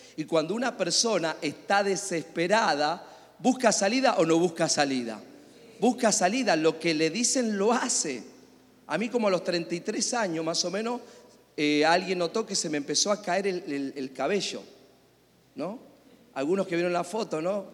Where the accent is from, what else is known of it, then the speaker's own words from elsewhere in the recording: Argentina; Soy argentino.